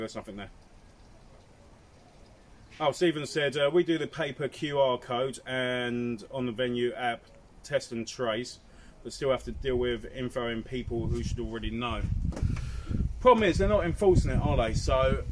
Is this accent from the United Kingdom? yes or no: yes; United Kingdom; we're British